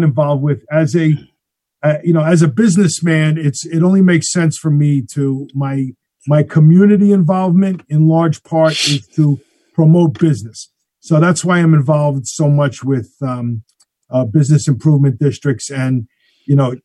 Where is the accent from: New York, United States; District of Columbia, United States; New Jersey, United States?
New York, United States; New York City; now in Queens, New York, United States; I grew up in Morris Park, which is just north of Parkchester